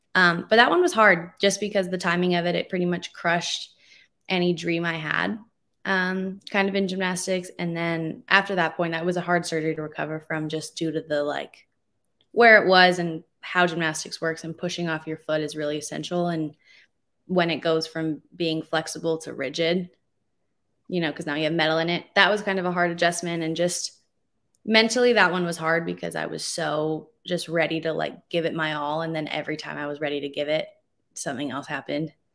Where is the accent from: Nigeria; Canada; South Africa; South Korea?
Canada; Calgary, Alberta; moved away as an adult; now in Utah, United States; I'm a Canadian, so I was born and raised in Calgary, Alberta